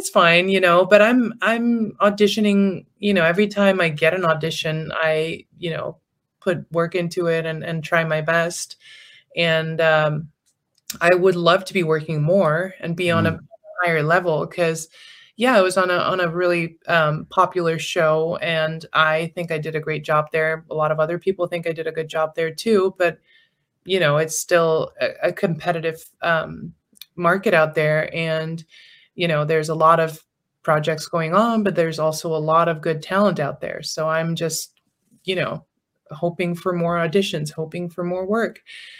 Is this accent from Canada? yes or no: no; England, United Kingdom; this is my natural I'm English.